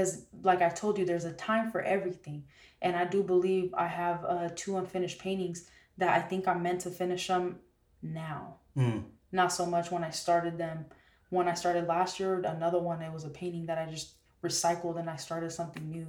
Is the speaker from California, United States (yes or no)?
yes; San Jose, California, United States; we grew up in San Jose together